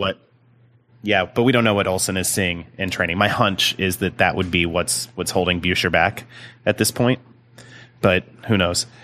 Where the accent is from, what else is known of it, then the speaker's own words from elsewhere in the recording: Indiana, United States; I'm, I'm from Indiana